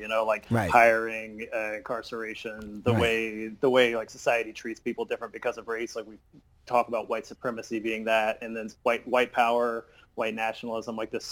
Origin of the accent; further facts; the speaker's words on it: South Florida, United States; I grew up in South Florida, so it was like a racially diverse place.